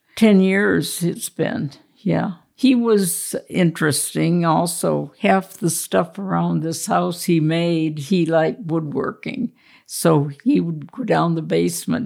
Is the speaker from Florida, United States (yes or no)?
no; Warren, Pennsylvania, United States; moved away as an adult; also born or lived in Buffalo, New York; So when I decided to move back to Warren, I applied and I worked there